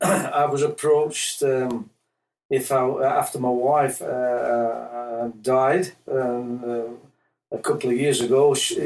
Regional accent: Yorkshire and the Humber, United Kingdom; moved away as an adult; now in Tauranga, New Zealand; I come from Yorkshire, England.

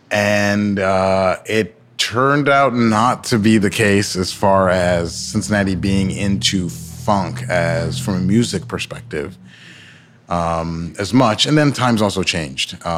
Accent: Nigeria; So I am Nigerian, as I've mentioned, uh, and I try to remind everybody as much as possible.

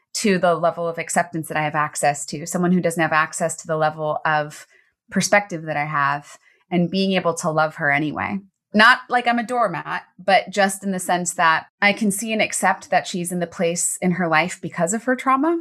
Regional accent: Baltimore, Maryland, United States; I grew up in Baltimore City, which was a very scary place in the eighties and nineties.

